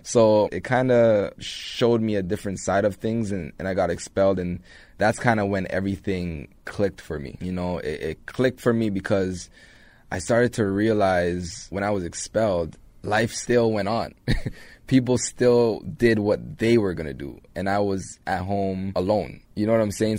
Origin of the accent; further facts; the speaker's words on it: Toronto, Ontario, Canada; also born or lived in Jamaica; Grew up in Jane and Finch